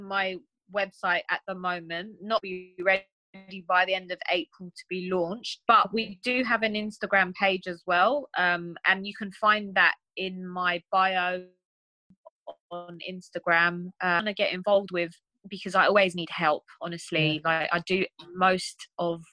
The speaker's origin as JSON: {"language": "English", "region": "London", "country": "United Kingdom", "tie": "born or raised there", "said": "growing up in London as a Turkish girl"}